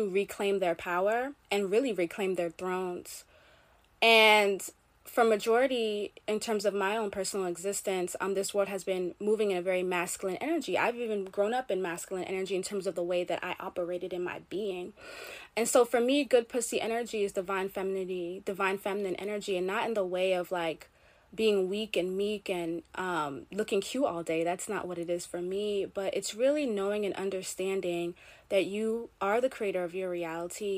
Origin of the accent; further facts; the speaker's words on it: Jamaica; I'm Caribbean. I'm Jamaican.